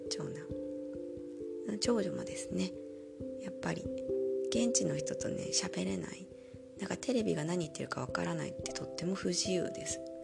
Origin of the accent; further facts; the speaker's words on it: Japan; first language Japanese; moved away as an adult; now in Germany; 日本語って母国語